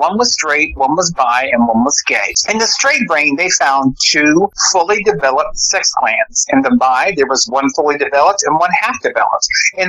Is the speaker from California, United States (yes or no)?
no; Portsmouth, Virginia, United States; born there; I was born originally in Portsmouth, Virginia. I'm from the East Coast.